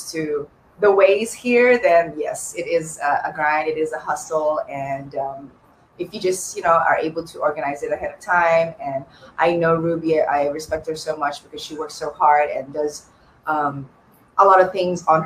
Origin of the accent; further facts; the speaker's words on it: Australia; now in United States; I grew up in Australia. So when I first moved out here